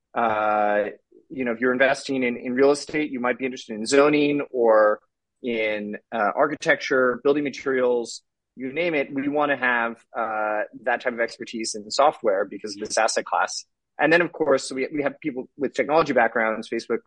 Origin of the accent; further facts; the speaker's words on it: the Bay Area, California, United States; I'm from California, the Bay Area